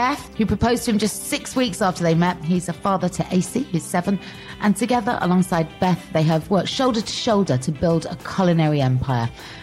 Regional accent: Cheltenham, South West England, United Kingdom; I'm from the not so pretty side of Cheltenham

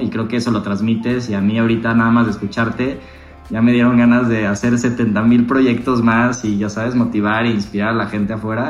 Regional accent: Mexico; como mexicanos

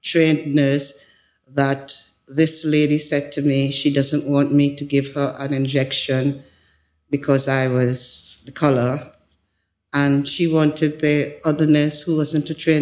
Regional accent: Tobago, Trinidad & Tobago; moved away as an adult; also born or lived in Yorkshire, England / Lusaka, Zambia; now in England; as a young lady growing up in Tobago

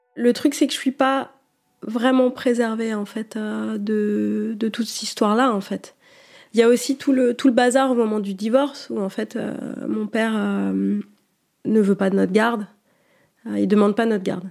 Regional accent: Niort, Nouvelle-Aquitaine, France; Ma mère m'inscrit euh, au conservatoire de Niort, euh, où j'étudie pendant quelques années

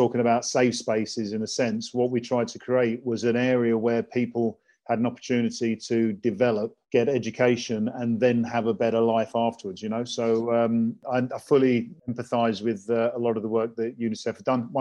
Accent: England, United Kingdom; I was born in England, born in Wellington City

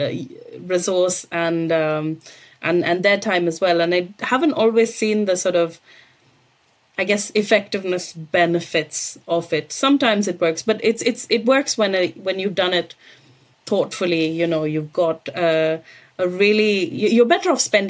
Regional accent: India; moved away; I grew up in India

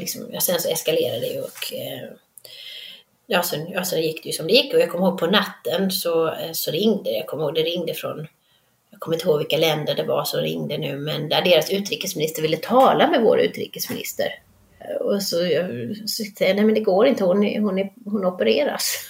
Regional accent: Halmstad, Halland County, Sweden; moved away as an adult; also born or lived in Frösakull / Budapest; now in United States; Jag är uppvuxen i Halmstad

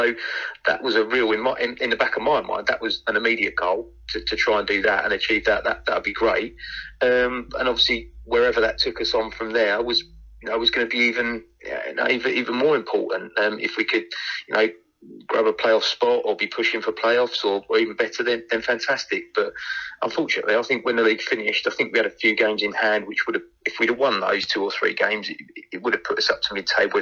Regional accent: the Medway towns, South East England, United Kingdom; born and bred in the Medway towns

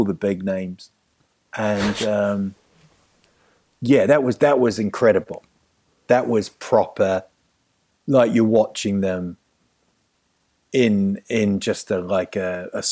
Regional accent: New Zealand; moved away as an adult; also born or lived in England; now in London, United Kingdom; growing up in New Zealand

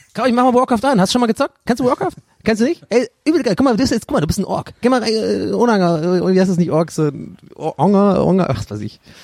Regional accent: Ireland; moved away; aus Irland

